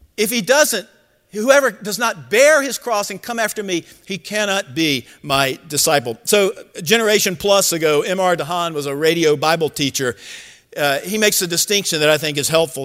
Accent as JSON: {"language": "English", "region": "Georgia", "country": "United States", "tie": "born or raised there", "said": "I grew up in Georgia, and so I was a huge Georgia Bulldog fan."}